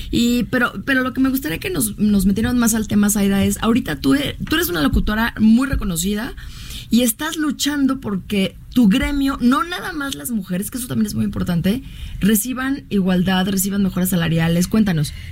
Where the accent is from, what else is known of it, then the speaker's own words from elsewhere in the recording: Los Mochis, Sinaloa, Mexico; No, no soy culichi, soy sinaloense.